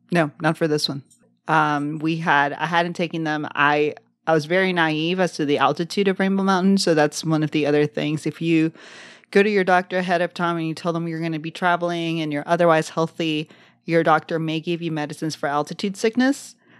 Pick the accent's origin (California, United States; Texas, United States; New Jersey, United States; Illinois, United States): Texas, United States; Brownsville; somebody from South Texas. I'm from Brownsville, where some of the, uh, land is even below sea level